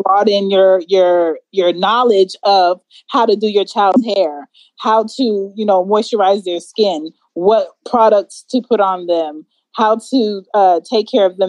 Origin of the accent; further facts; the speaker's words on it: New York City, New York, United States; I'm from New York, I'm from the Bronx, I was raised in the Bronx